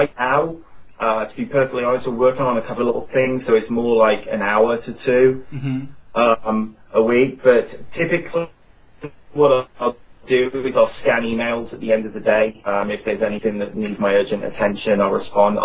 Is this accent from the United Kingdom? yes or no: yes; Cheltenham, South West England, United Kingdom; now in Phoenix, United States; in England, in my hometown in Cheltenham, where all my family lives